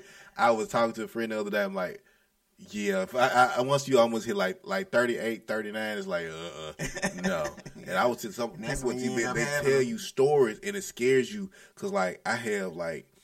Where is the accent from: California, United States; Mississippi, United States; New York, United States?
Mississippi, United States; Jackson; I'm from Terre, but, you know, as long as you come up Terre Road, you grew up in them parts